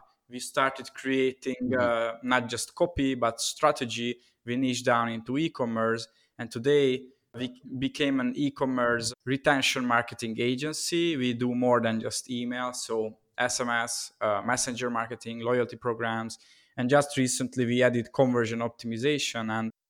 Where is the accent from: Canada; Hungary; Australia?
Hungary; Budapest; English is a second language; So I'm originally from Hungary, Budapest. And during COVID times, I'm here at my home city.